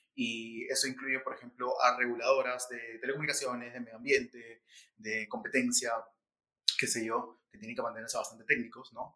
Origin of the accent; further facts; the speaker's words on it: Peru; estamos viendo todos juntos como, como, peruanos